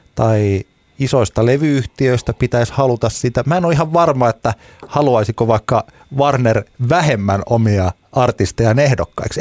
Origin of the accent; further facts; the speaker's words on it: Ylöjärvi, Pirkanmaa, Finland; niin kuin meillä päin Ylöjärvellä aina sanotaan